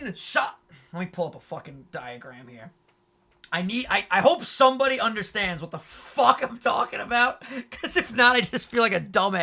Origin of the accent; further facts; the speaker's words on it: New York, United States; also born or lived in Long Island; We say New York